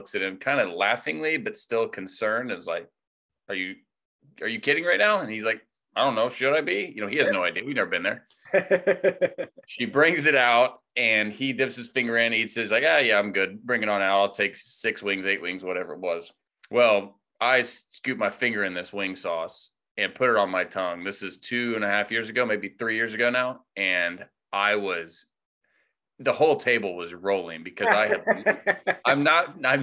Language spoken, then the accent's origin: English; Plainfield, Indiana, United States; also born or lived in Missouri / Greenwood, Indiana; I grew up in Plainfield, west of Indianapolis, on a farm.